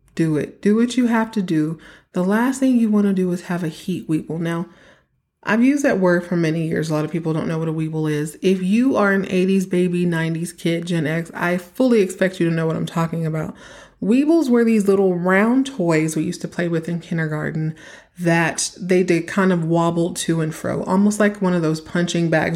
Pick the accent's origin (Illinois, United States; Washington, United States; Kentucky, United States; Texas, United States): Texas, United States; I grew up in Texas